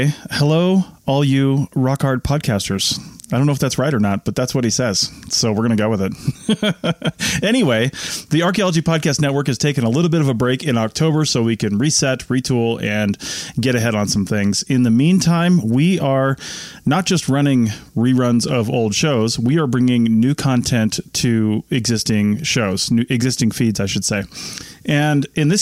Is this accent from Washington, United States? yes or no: yes; Monroe, Washington, United States; My hometown, Monroe, Washington, or Washington, or depending on who you talk to.